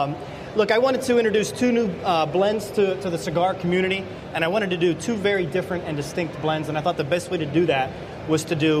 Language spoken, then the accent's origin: English; Pittsburgh, Pennsylvania, United States; I'm from Pittsburgh.